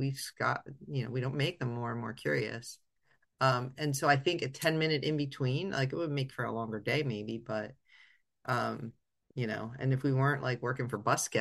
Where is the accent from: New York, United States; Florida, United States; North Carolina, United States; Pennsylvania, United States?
Pennsylvania, United States; Northeast; moved away; also born or lived in California; we're from Northeast PA and it gets cold